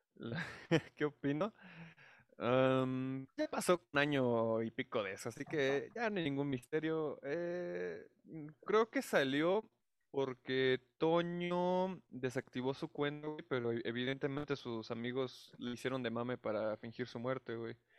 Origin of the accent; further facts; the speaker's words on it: Mexico City, Mexico; soy residente de la Ciudad de México